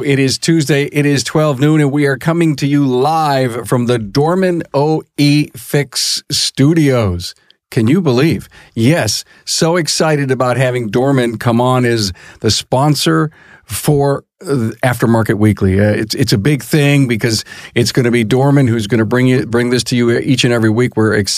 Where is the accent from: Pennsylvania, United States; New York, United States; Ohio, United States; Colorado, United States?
New York, United States; Buffalo; that's my hometown